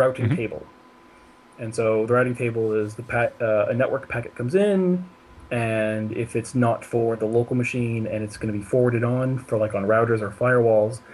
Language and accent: English; San Francisco, California, United States; moved away as an adult; also born or lived in Germany; now in Zurich, Switzerland; I am originally from San Francisco, California, but I moved to Europe a little bit over 5 years ago